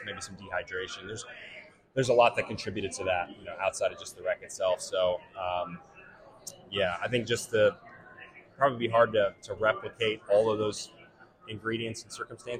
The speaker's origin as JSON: {"language": "English", "region": "Tennessee", "country": "United States", "said": "I'm from Tennessee"}